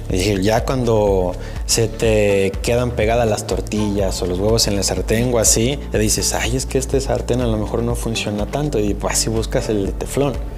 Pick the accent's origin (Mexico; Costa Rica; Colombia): Mexico; como mexicanos y como la herencia católica que tenemos